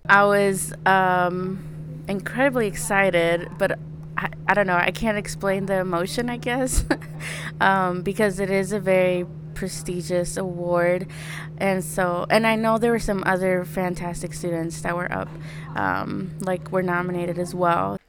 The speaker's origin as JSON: {"language": "English", "town": "Peoria", "region": "Illinois", "country": "United States", "said": "Peoria, I'm from Peoria"}